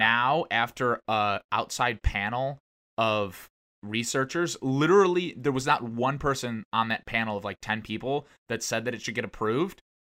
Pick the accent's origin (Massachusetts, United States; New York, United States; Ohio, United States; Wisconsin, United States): Ohio, United States; now in Texas, United States; I grew up in Ohio